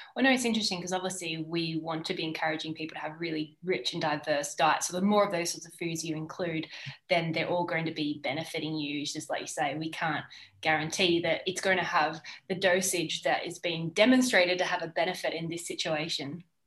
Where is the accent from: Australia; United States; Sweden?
Australia; now in Girona, Spain; I'm an Australian sports dietitian based in Girona